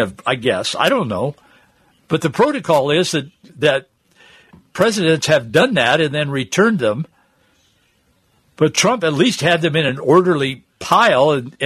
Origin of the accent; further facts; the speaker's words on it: Yakima, Washington, United States; growing up in Yakima